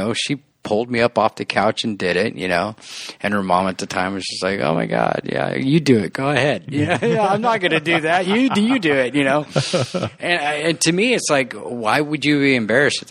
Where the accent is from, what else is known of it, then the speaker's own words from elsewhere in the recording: La Habra, California, United States; also born or lived in West Covina / Pomona; I was born here, grew up in La Habra